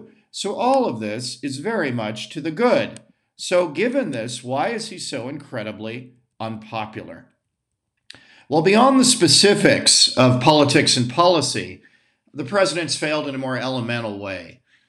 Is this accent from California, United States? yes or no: no; Rocky River, Ohio, United States; I grew up in Rocky River, Ohio, and on Lake Erie